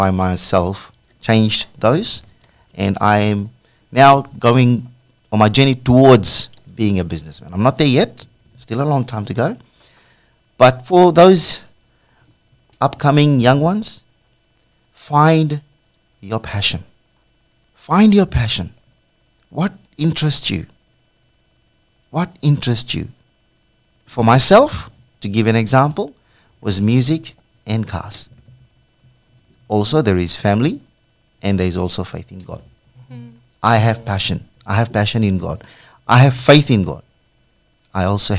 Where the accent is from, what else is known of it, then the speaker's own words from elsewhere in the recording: Fiji; now in Australia; As a child, probably after the age of 10, I come from Fiji